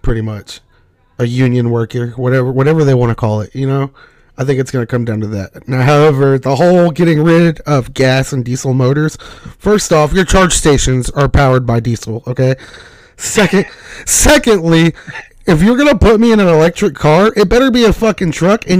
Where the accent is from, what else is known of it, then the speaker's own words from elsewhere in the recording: United States; I'm an American first